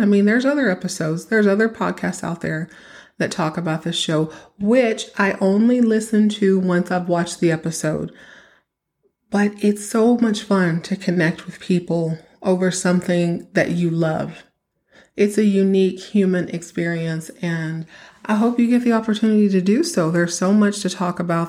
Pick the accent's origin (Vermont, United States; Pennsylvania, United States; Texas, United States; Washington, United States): Texas, United States; I grew up in Texas